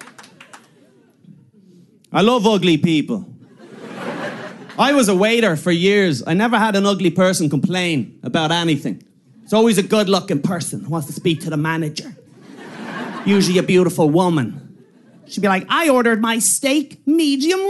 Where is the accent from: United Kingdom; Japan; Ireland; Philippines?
Ireland; I'm from Ireland